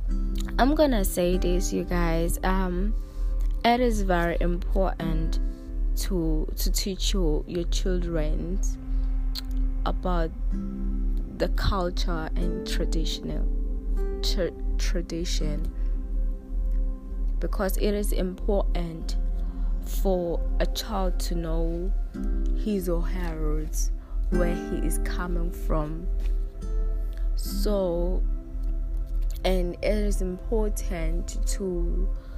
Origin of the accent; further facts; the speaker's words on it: South Africa; we are South African